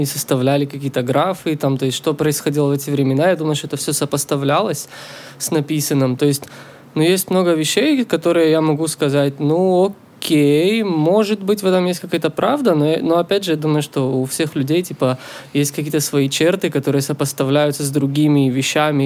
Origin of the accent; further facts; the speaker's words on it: Israel; now in Canada; я из Израиля вообще